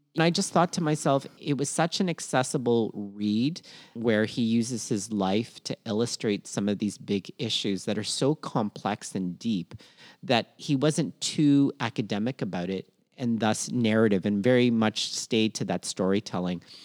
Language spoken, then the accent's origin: English; Toronto, Ontario, Canada; also born or lived in Philippines; born in Minna, Philippines, raised in Toronto, Canada, and schooled all over southwestern Ontario